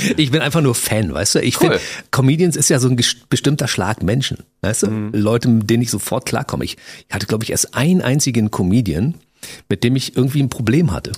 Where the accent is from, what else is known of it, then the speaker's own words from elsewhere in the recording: Berlin, Germany; ich kann ja auch Hochdeutsch als Berliner